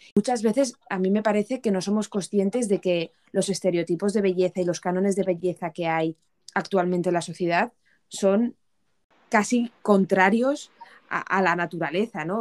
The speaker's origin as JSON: {"language": "Spanish", "country": "Spain", "moved": "as an adult", "lives_now": "United Kingdom", "said": "como buena española que soy"}